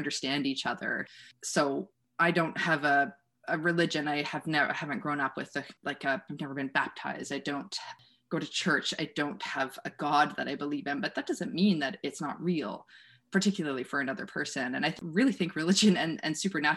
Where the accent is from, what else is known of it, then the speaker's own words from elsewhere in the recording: Wellesley, Ontario, Canada; moved away; also born or lived in Waterloo, Ontario; I grew up in Wellesley, in the small town in Waterloo region.